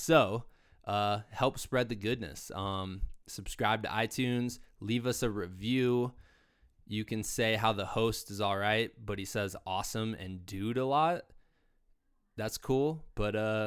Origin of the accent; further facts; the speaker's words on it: Iowa, United States; moved away as an adult; also born or lived in Virginia; now in Colorado, United States; I'm originally from Iowa, right on the Mississippi River